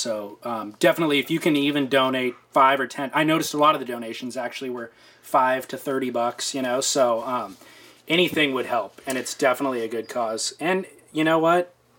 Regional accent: California, United States; but my first memories of him were growing up in Orange County.

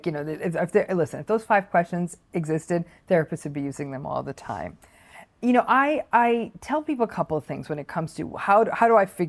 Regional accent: Michigan, United States; I have my own business. I grew up in Michigan, whatever.

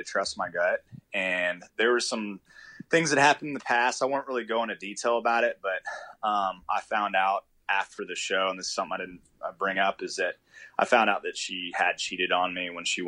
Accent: Dallas, Texas, United States; now in Fort Worth, United States; I'm originally from Dallas. I lived there my whole life

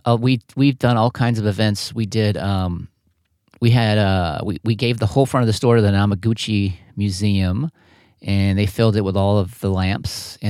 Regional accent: Richmond, Virginia, United States; I've had people come into the store in Richmond and say, wow, I'm from New York

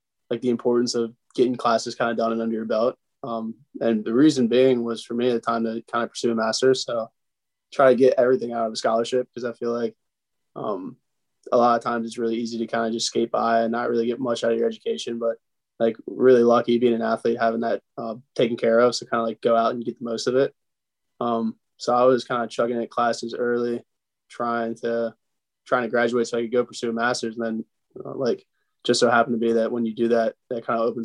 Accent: Maryland, United States; moved away as an adult; now in Oxford, United States; I'm from Maryland, been there my whole life

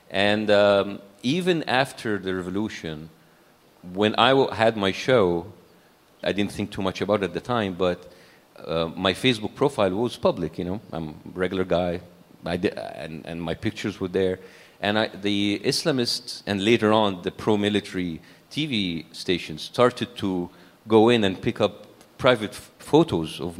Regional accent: Cairo, Cairo Governorate, Egypt; It, we were middle class, as I said, and, and we feel privileged according like to a country like Egypt, a developing country like Egypt.

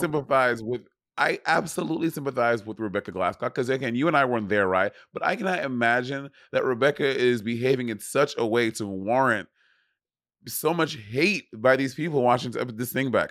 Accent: New York City, New York, United States; I'm a New Yorker

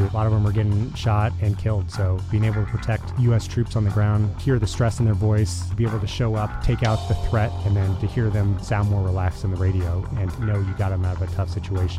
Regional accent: United States; also born or lived in Livermore, California; Yeah, so I grew up kind of all over the U.S. My dad was a scientist in the Department of Energy, so we bounced around a lot.

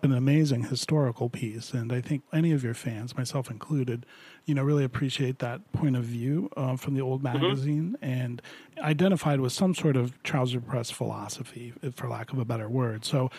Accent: Florida, United States; I was that kid growing up in Florida

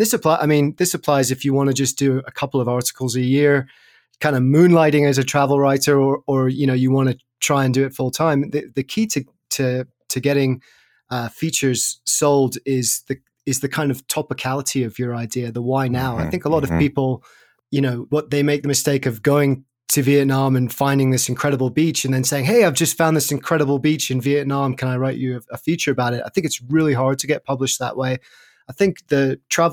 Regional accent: Sussex, South East England, United Kingdom; where I grew up in Sussex in the south of England

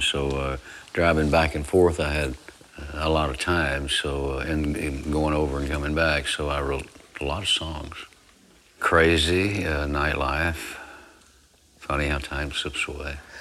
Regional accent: Abbott, Texas, United States; I was born in Abbott, Texas on uh, April 29th, 1933. And uh, my uh, grandparents raised me

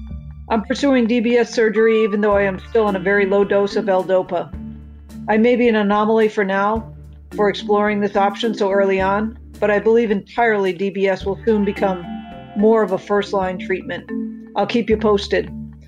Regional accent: Boston, Massachusetts, United States; I'm from Boston, USA, and like you, I'm a YOPD-er.

